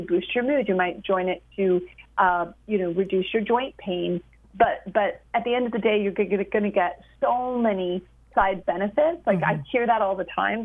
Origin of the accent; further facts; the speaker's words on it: Canada; I'm a Canadian